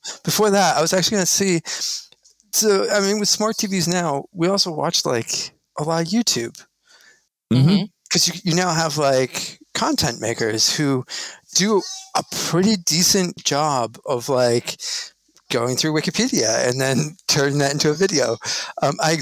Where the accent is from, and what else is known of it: Albuquerque, New Mexico, United States; born or raised there; moved away as an adult